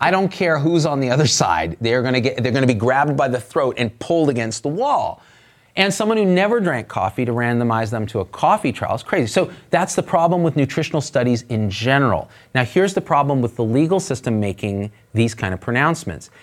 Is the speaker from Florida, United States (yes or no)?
no; Bay Area, California, United States; I come from the Bay Area.